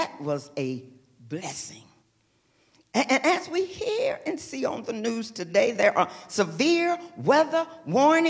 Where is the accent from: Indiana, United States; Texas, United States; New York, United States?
Texas, United States; moved away as an adult; now in California, United States; I was born and raised in Texas. I've spent 40 years in Texas, and I spent 35 years now in California